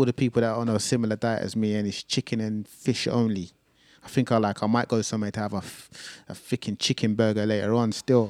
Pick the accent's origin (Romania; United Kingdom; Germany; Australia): United Kingdom; London; I'm from North London